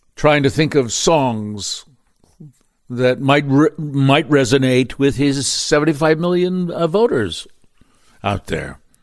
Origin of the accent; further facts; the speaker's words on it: Baltimore, Maryland, United States; moved away; Baltimore, my hometown